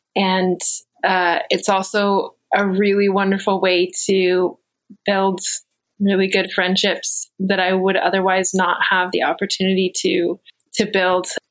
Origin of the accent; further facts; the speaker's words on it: Virginia, United States; I grew up mostly here in Virginia